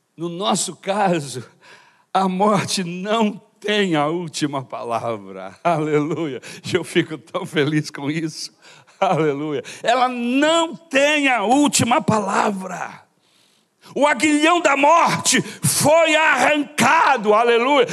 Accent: Brazil; Sou brasileiro de nascimento

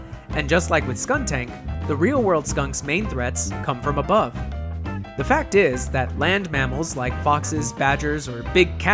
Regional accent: United States; speaking as an American

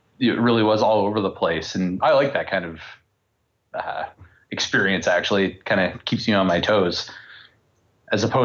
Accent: Canada; I'm Canadian and everyone has to work at Nortel at least once. And like every Canadian

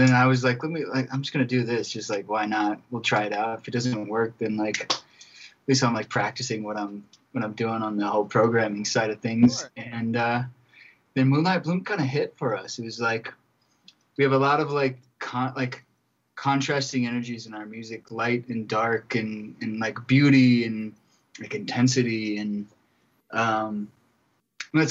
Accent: Ohio, United States; now in Denver, United States; we're both from Ohio

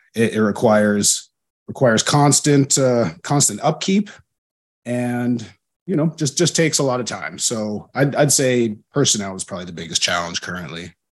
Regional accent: Alberta, Canada; moved away as an adult; I come from Alberta, which is a landlocked province in Canada

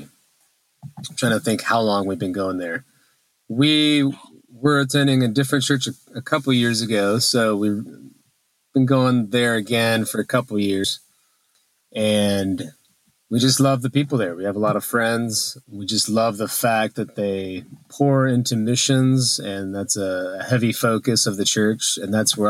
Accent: Alaska, United States; I had very active parents, so they brought me everywhere growing up in Alaska

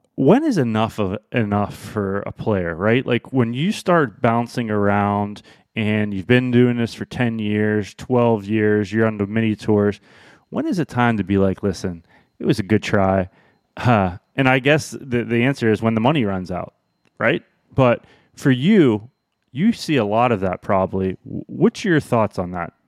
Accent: Pinehurst, North Carolina, United States; moved away; growing up in Pinehurst for a couple years

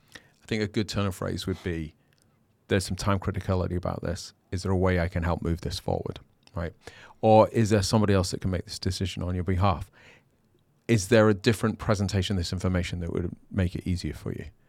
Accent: United Kingdom; I'm British

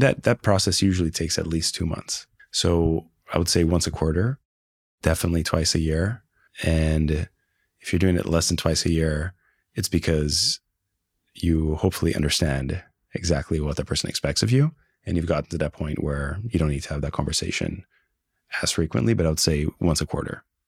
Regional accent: Brazil; moved away; I spoke the language. I was born in Brazil.

